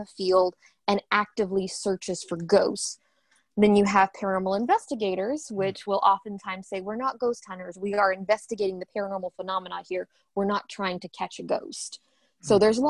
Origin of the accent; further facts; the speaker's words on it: Western Kentucky, United States; also born or lived in Ohio; I was born and raised in Western Kentucky. I grew up here